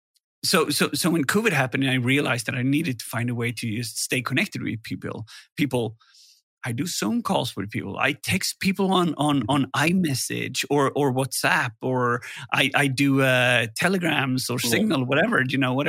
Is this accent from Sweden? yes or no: yes; Gothenburg, Västra Götaland, Sweden; Security Fest here in Gothenburg. Mm-hmm. Pretty biased because it's my hometown